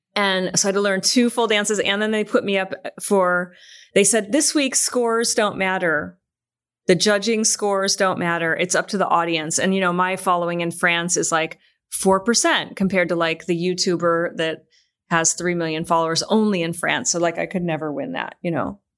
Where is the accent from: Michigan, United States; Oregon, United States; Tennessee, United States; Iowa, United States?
Michigan, United States; moved away; I'm from Michigan